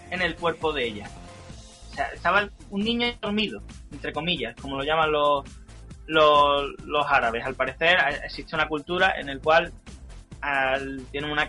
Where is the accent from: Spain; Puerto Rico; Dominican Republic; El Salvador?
Spain; Andalusia; Pero bueno, aquí todos somos andaluces y sabemos reírnos de nosotros mismos.